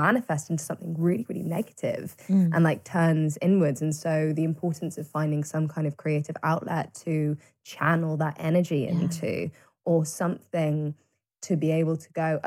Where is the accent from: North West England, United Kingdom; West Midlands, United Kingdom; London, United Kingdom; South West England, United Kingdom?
South West England, United Kingdom; Cirencester; Barn Theatre in Siren Sister, which is my hometown